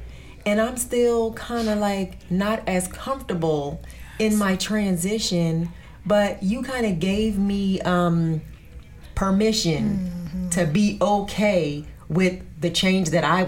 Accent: New Jersey, United States; I'm from Jersey, yes. So I knew that accent

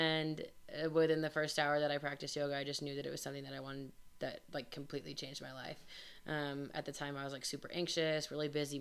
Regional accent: Denver, Colorado, United States; also born or lived in Grand Junction, Colorado; I am from Denver, but I moved and had lived in Grand Junction for 7 years, and I moved back to Denver

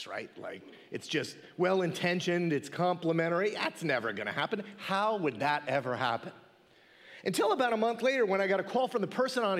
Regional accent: Mount Olive, United States; I grew up locally to our church. I grew up in Mount Olive

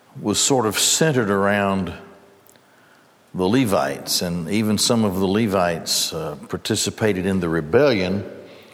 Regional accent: Gadsden, Alabama, United States; I grew up in Gadsden, and the labor union of Goodyear

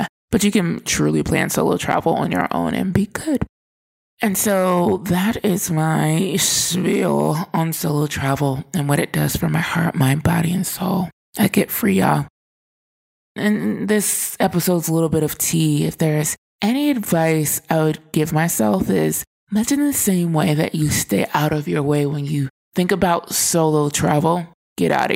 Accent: United States; I was the only American on the resort

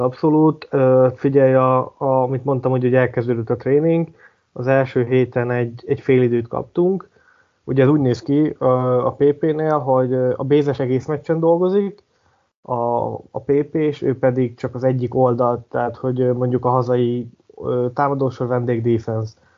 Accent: Hungary; többen vagyunk magyarok, mint, mint britek

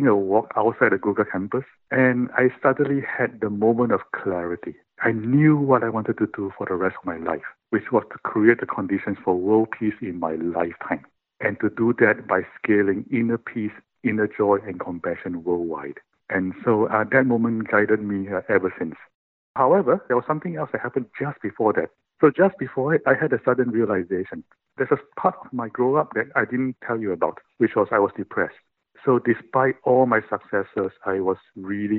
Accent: Singapore; I was born in Singapore. When I was born in Singapore, it was a third world country.

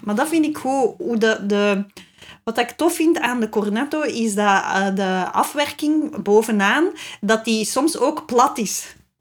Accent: Flanders, Belgium; als ik als Vlaming

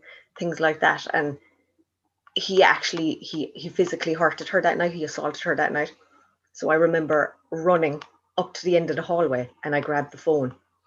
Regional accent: Kilworth, Munster, Ireland; also born or lived in Ballyhooly, County Cork / Tralee, County Kerry; I was born in Kilwert in County Cork.

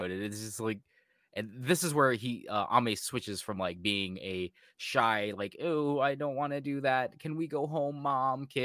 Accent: United States; Like I'm American, like I don't give a fuck about any of that.

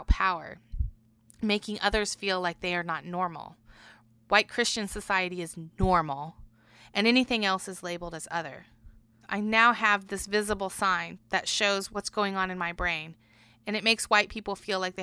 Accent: Bloomington, Indiana, United States; At Bloomington Hospital.

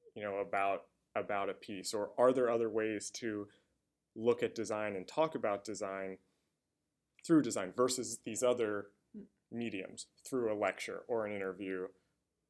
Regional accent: United States; as an American

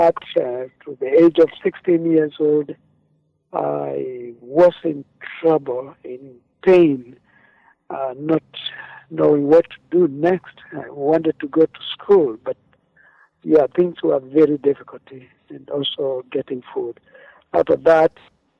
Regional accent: Machakos County, Kenya; I come from Africa, Kenya, but of course in Machakos County

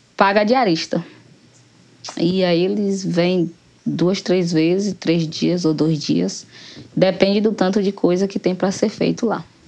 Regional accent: Barrocão, southern Bahia, Brazil; moro no Barrocão, desde quando eu nasci até hoje, estou aqui no Barrocão

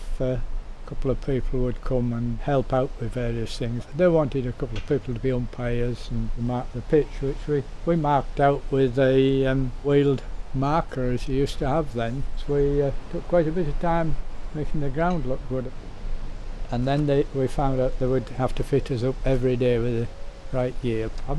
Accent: Wensleydale, Yorkshire and the Humber, United Kingdom

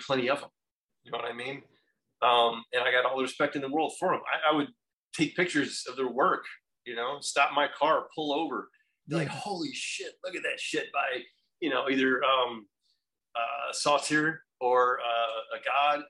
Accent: Florida, United States; I grew up in Florida in a military background

